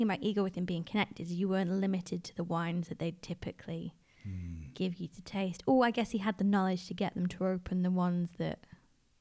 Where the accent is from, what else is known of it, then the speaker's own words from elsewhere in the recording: Wales, United Kingdom; moved away; also born or lived in Manchester, England / Spain; my family heritage is Irish, and I grew up in Wales.